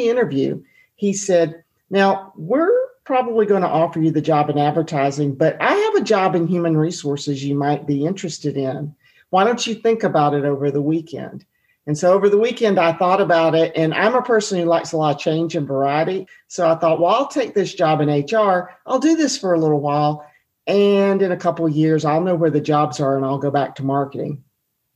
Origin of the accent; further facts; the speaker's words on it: Atlanta, Georgia, United States; I grew up in Atlanta eating Chick-fil-A